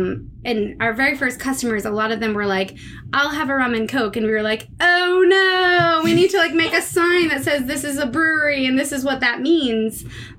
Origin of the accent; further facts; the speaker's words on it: Auburn, Massachusetts, United States; also born or lived in Worcester, Massachusetts / out west; I grew up in Auburn. I went to school in Worcester, actually, at St. Peter Marian. I was living out west for a while, but moved back here and just started a farm in Brookfield